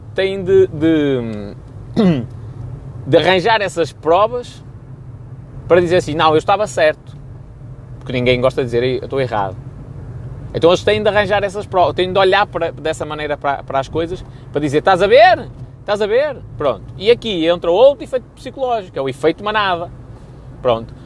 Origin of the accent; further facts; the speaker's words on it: Rebordosa, Norte, Portugal; eu sou de Robordosa